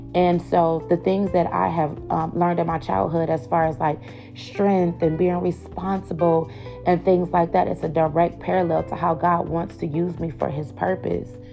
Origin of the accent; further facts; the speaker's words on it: Cleveland, Ohio, United States; we were latchkey kids growing up in Cleveland, Ohio